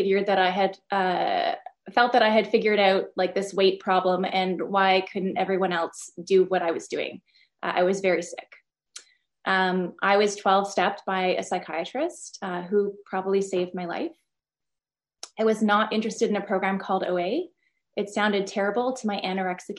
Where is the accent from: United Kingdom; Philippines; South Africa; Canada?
Canada; Ottawa, Ontario; I'm from Ottawa, Canada.